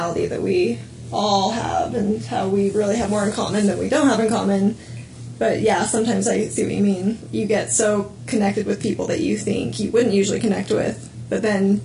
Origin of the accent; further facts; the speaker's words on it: Utah, United States; was born and raised in Utah, but I am not Mormon